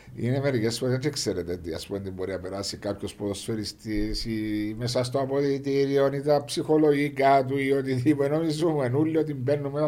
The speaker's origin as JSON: {"language": "Greek", "country": "Cyprus"}